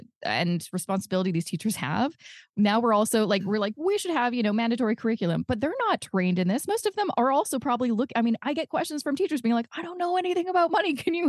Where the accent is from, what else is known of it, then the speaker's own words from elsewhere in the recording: Coquitlam, British Columbia, Canada; I'm originally from Coquitlam, which is a place in British Columbia.